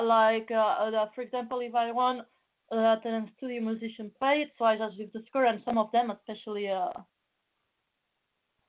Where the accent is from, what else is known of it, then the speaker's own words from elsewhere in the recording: Barcelona, Catalonia, Spain; moved away; I come from Spain